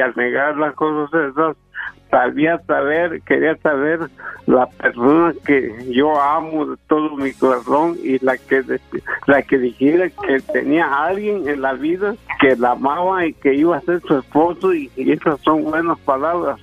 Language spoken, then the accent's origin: Spanish; Veracruz, Mexico; yo soy de Veracruz.